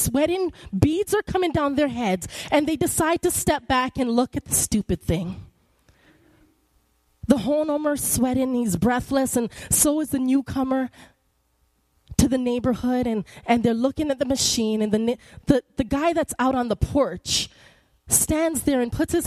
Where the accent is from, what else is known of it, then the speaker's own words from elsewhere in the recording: Canada; moved away; I'm Canadian